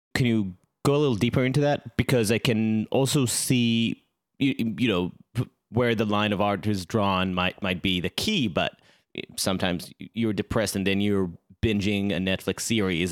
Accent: Israel; I grew up in Israel

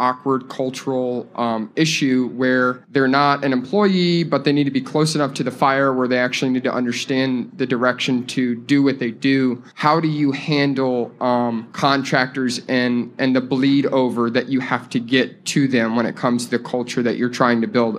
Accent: Atlanta, Georgia, United States; I'm from Atlanta

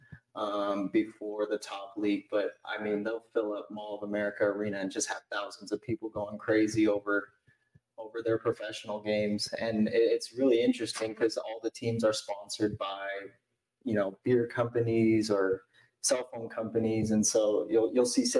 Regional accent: Las Vegas, Nevada, United States; also born or lived in Hawaii / Philippines; now in Utah, United States; I'm from Las Vegas

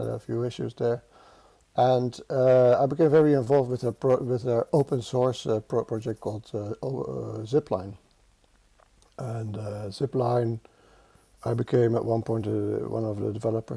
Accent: Netherlands; accent: Dutch; English is a second language; I'm Dutch, as you can hear from my accent. It never goes away.

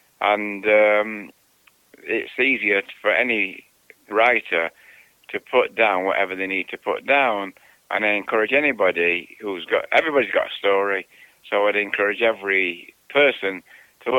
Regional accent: Manchester, North West England, United Kingdom; moved away as an adult; now in United States; I grew up in Manchester, England, at the end, just towards the end of the Second World War

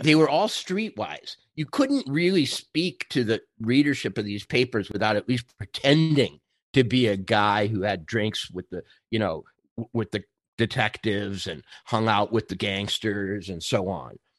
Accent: rural Minnesota, United States; moved away; also born or lived in New York; I grew up in Minnesota, we got the pa, uh, rural Minnesota

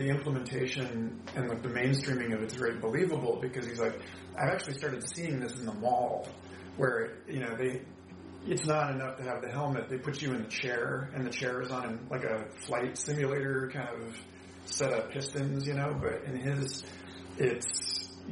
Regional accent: Orlando, Florida, United States; I was a kid growing up in Orlando

